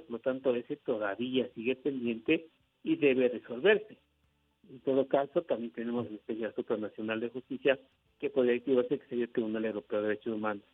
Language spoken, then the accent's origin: Spanish; Ecuador